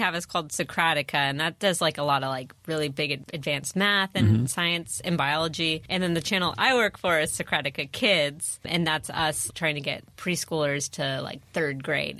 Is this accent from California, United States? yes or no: yes; San Diego, California, United States; Yeah. San Diego is weird because my school was, a lot of kids had parents in the military and everything.